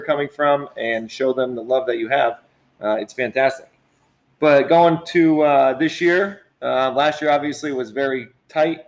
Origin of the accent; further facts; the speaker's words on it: Pennsylvania, United States; moved away as an adult; now in Middletown, United States; I'm actually from Pennsylvania.